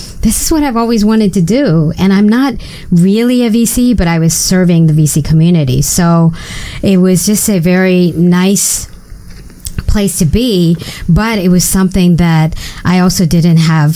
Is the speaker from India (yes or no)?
yes; India; moved away; I grew up in India